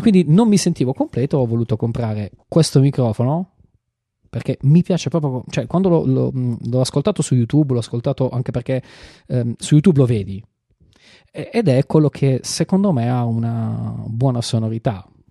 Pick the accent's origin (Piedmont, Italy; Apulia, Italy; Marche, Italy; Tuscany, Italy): Apulia, Italy; io sono pugliese